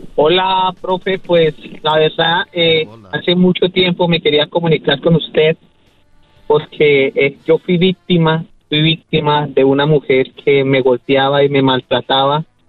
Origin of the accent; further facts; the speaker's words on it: Colombia; soy colombiano, soy colombiano, soy colombiano